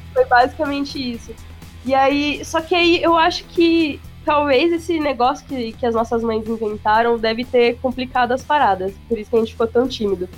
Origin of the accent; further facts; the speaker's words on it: São Paulo, Brazil; accent: paulista; eu odiava o sotaque paulista